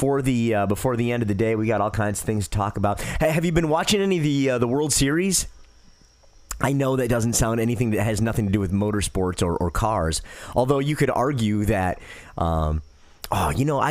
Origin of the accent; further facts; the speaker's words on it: Detroit, Michigan, United States; I grew up in Detroit, so I watched the Detroit Tigers.